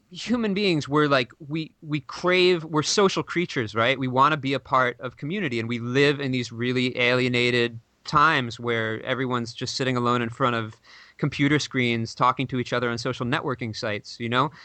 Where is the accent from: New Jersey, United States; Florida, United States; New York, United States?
New York, United States; New York City; I grew up in New York City